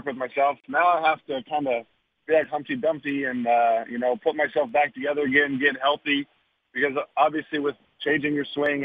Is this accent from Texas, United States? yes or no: yes; Texas, United States; my hometown.